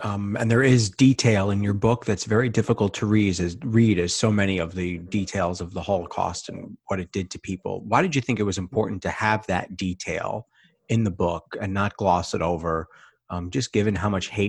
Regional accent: New York City, New York, United States; I am from Van Cortlandt Park, so I know Riverdale pretty well.

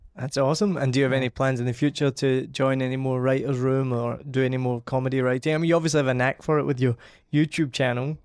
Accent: Scotland, United Kingdom; being Scottish and from the family I'm from

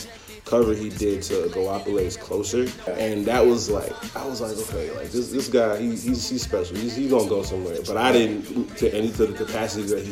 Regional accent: Toronto, Ontario, Canada; now in United States; I moved down here in like 2003, so like that was a long time ago. But I was born and raised in Toronto.

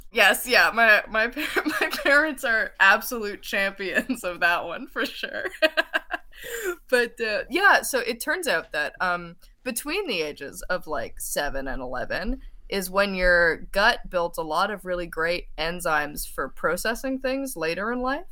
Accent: St. John's, Newfoundland and Labrador, Canada; grew up in Saint John's, Newfoundland

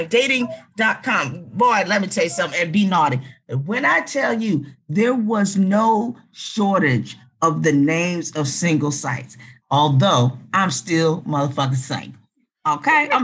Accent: Philadelphia, Pennsylvania, United States; I was from Philly

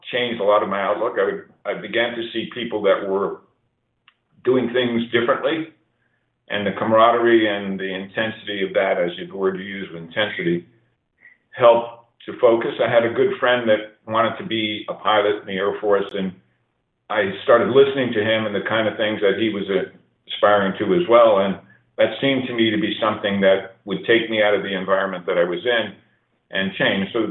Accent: New York City, New York, United States; moved away; also born or lived in Colorado Springs; my early days of growing up in New York City, really a street kid with a you know a lower income family.

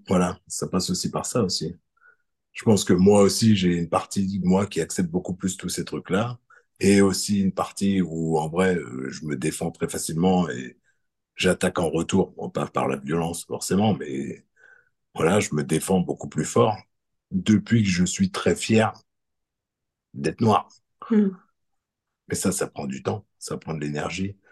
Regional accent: France; en France moi quand j'ai grandi bah, je sentais que j'étais pas blanc

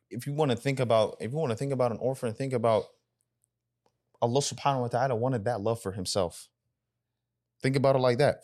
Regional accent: United States; I grew up in America, so my Sudanese identity was, was lacking at a time.

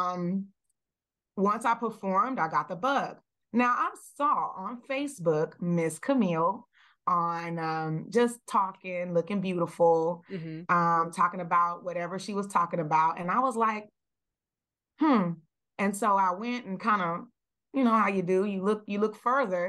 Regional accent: the South, United States; the way I was raised, I'm coming from the South

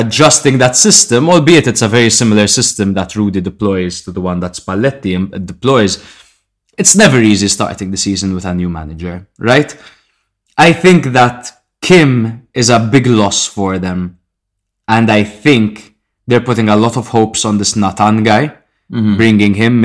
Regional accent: Malta; We are from Malta

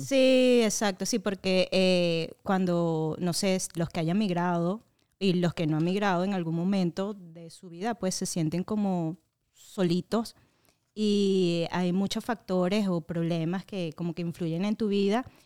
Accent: Venezuela; moved away as an adult; now in Orlando, United States; soy una venezolana que emigró a Orlando, tengo creo que seis o siete años acá.

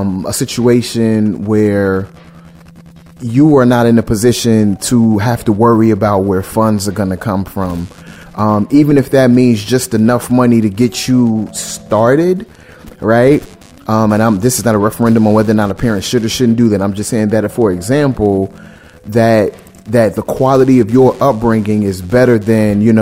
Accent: Chicago, Illinois, United States; I grew up in Chicago

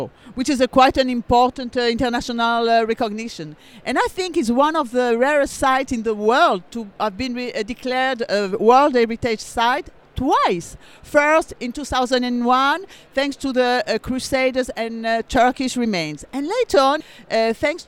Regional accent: France; accent: French; English is a second language; also born or lived in Acre, Israel; now in Israel; I was born in France, as the name and the accent tell, and I first came to a kibbutz in the north of the country

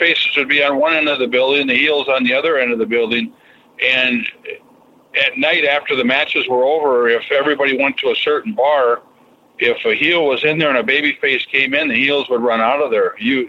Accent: Minnesota, United States; born or raised there

